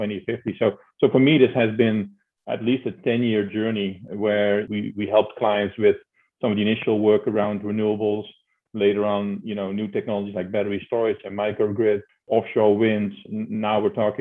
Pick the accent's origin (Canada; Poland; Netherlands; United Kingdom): Netherlands; accent: Dutch; moved away as an adult; I'm Dutch, as you can tell by my name and hear by my accent. So growing up in the Netherlands